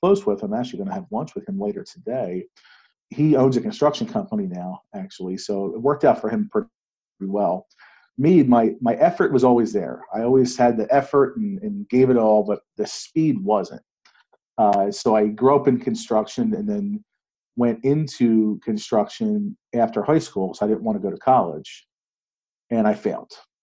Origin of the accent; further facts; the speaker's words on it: outside of Philadelphia, Pennsylvania, United States; growing up outside of Philadelphia, being 100% Italian